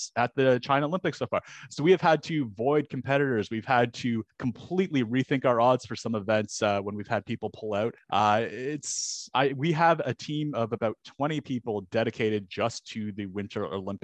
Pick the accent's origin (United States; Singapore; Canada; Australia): Canada; as a Canadian